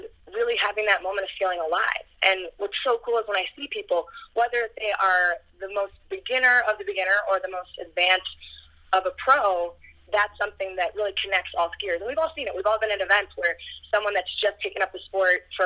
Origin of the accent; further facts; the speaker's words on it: Minnesota, United States; I come from Minnesota, so the molehills of the Midwest, and so I definitely started as a slalom skier